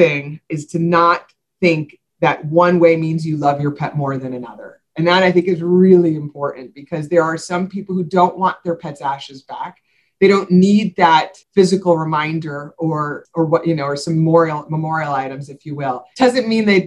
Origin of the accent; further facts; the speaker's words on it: New York, United States; moved away as an adult; now in South Florida, United States; I'm originally from New York